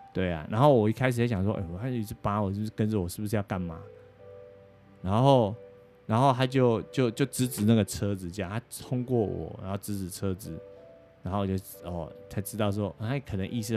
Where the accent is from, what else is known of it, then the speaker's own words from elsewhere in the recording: Taiwan; now in United States; 我们台湾人来考驾照